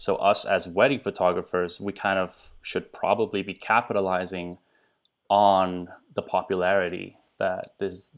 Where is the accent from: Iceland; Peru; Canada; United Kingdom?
Iceland; English is a second language; now in United States; I'm originally from Iceland, and I've been in the U.S. now for about 10 years or so.